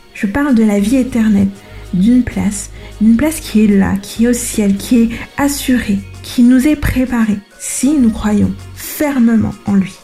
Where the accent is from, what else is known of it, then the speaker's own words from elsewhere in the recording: Madagascar; je suis malgache